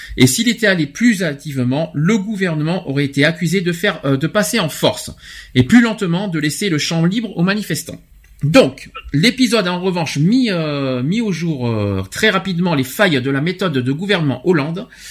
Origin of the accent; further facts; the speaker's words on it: France; chez nous en France